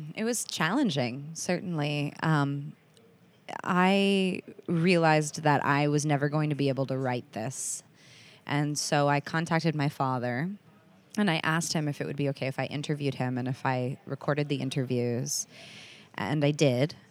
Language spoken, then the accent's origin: English; United States; I'm the only one who grew up here